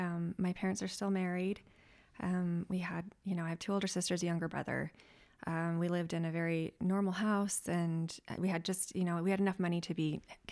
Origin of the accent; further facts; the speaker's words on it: South Jordan, Utah, United States; now in North Salt Lake, United States; I'm from South Jordan.